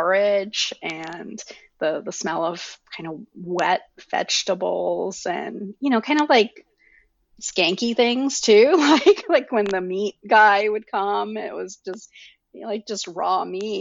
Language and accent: English; Selangor, Malaysia; moved away; I grew up in Malaysia